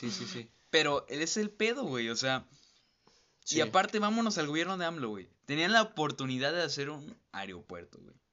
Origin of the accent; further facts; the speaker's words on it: Veracruz, Mexico; nosotros somos veracruzanos